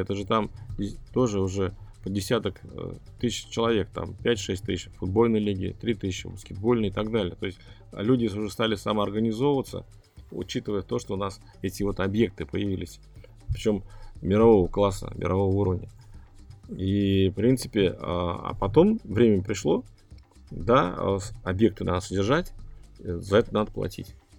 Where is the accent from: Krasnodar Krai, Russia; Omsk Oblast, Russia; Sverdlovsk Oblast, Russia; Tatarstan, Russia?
Tatarstan, Russia; Kazan; я говорю, из Казани